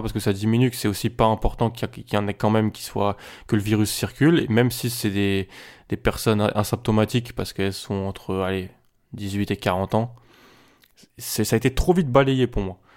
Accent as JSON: {"language": "French", "country": "France", "said": "chez nous, en France"}